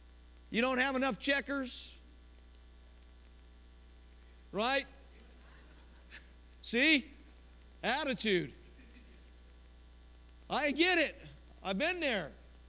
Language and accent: English; Colorado, United States; I was born in Colorado, raised in Colorado